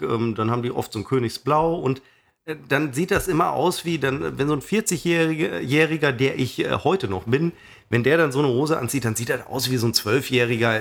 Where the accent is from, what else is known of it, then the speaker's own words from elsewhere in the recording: Münster, North Rhine-Westphalia, Germany; meiner Heimatstadt Münster